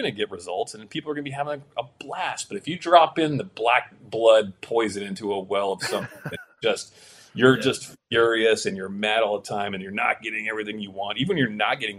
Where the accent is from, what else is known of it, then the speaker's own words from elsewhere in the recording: Florida, United States; moved away as an adult; also born or lived in California; now in Los Angeles, United States; born in California, grew up in Florida